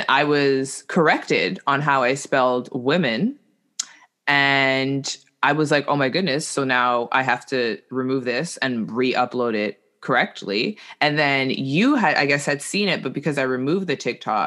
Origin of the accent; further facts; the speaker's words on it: Canada; as a Canadian